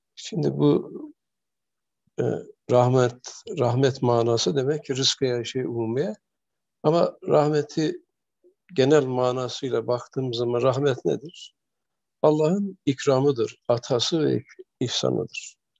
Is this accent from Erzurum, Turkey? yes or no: yes; Erzurum area, Turkey; bizim çocukluğumuz Erzurum tarafında geçti.